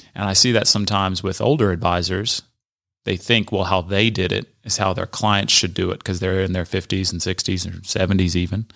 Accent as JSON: {"language": "English", "region": "Southern California", "country": "United States", "tie": "born or raised there", "moved": "yes", "said": "born and raised in Southern California."}